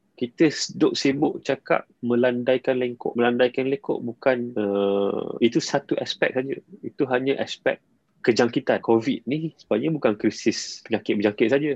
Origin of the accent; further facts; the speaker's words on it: Malaysia; sebagai rakyat Malaysia